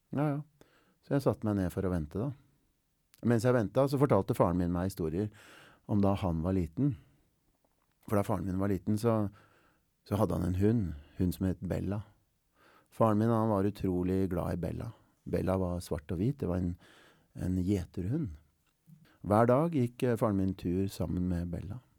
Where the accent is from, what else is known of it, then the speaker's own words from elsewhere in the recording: Oslo, Norway; jeg er fra Stovner og har vokst opp